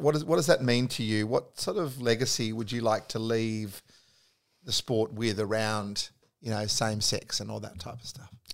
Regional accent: Australia; being an Aussie sports lover

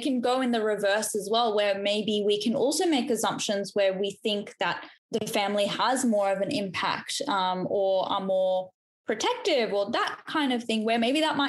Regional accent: Australia; accent: Australian; you know, our accent is Australian, we sound like we're from Australia, which we are

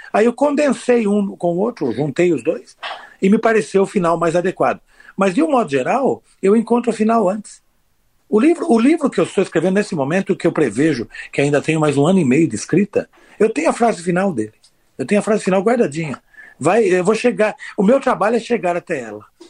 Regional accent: interior of São Paulo, Brazil; Eu sou do interior de São Paulo

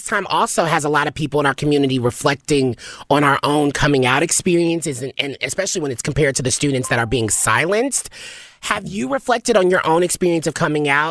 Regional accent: Nashville, Tennessee, United States; being from the South myself, I'm from Nashville, Tennessee

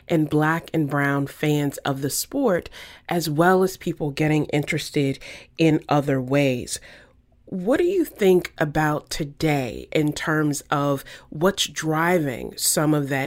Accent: Virginia, United States; I grew up in Virginia, not too far from Danville

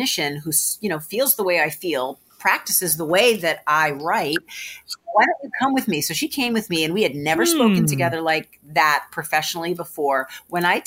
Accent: Marblehead, Massachusetts, United States; Deb and I have been friends since the fourth grade. And we grew up in Marblehead together

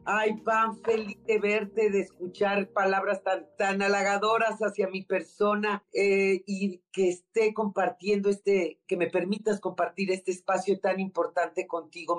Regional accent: Tampico, Tamaulipas, Mexico; moved away as an adult; now in Mexico City, Mexico; Yo soy de Tampico, Tamaulipas.

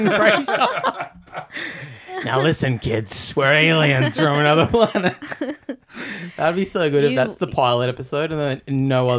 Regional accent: Australia; It is hard work, but that's what being Aussie is.

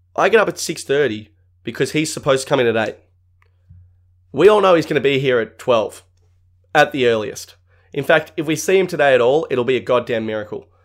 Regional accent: Australia; I'm Australian

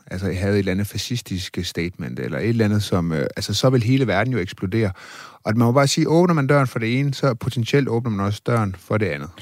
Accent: Denmark; vi er selvfølgelig også fra Danmark

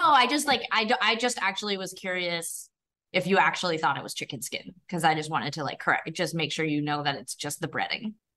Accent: Calgary, Alberta, Canada; growing up in Calgary in the nineteen nineties

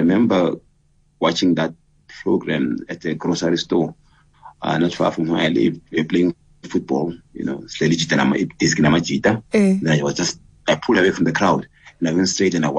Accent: Katlehong, Gauteng, South Africa; growing up in Katlehong in the 1970s, I was born in, on the 3rd of April, 69, growing up in Katlehong, having done all my schooling in Katlehong

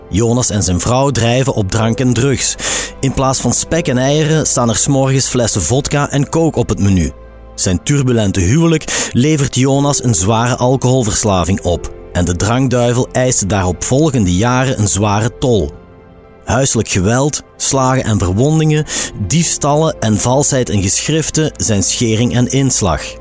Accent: Antwerp province, Flanders, Belgium; moved away; also born or lived in Limburg; Ik ben eh, opgegroeid in de provincie Antwerpen.

